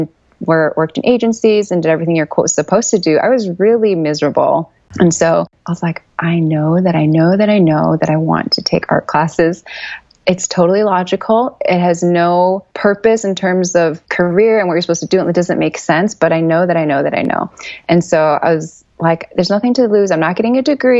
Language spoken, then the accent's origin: English; Chicago, Illinois, United States; I'm a Chicago native